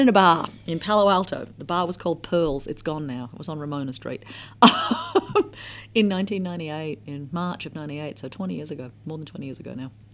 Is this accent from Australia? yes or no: yes; Australia; moved away; as an Australian